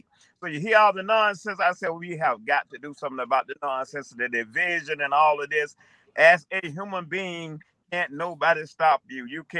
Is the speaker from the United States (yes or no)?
yes; Atlanta, Georgia, United States; moved away as an adult; also born or lived in New York City / Florida; now in New York, United States; I was born in New York City. I was raised in the South in Atlanta, Georgia area. And I also attended college in that area, South Georgia Technical College, where I earned a degree in automotive technology. I also lived in Florida for about 6 months.